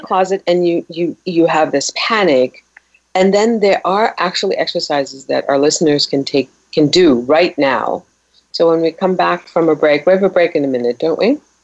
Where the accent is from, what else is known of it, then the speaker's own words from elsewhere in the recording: Germany; moved away; being a Persian girl, you know, in the 60s growing up in Germany